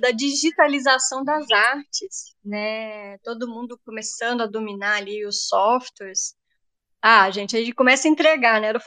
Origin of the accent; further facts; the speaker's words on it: Itaperuna, Rio de Janeiro, Brazil; now in Resende, Brazil; É, sou, eu sou de Itaperuna, né, uma cidade bem, bem longe daqui de Resende.